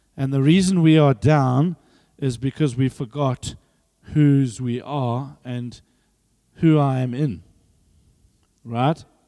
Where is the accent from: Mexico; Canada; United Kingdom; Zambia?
Zambia; now in South Africa; I was born there